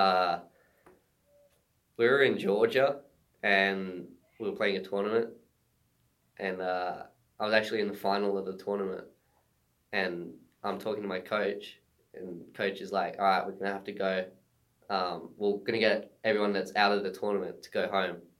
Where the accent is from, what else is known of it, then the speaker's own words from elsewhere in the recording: New Norfolk, Tasmania, Australia; moved away as an adult; now in United States; I'm from New Norfolk, which is 40 minutes out of Hobart.